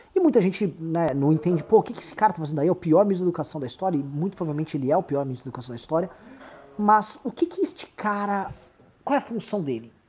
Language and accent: Portuguese; São Paulo, Brazil; como paulista